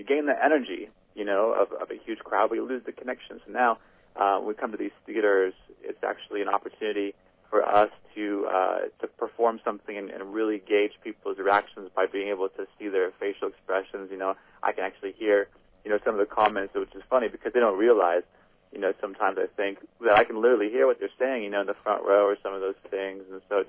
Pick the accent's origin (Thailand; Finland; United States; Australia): United States; Midwest; And so for a Midwest kid, that was, you know, that was huge, kind of get the exposure.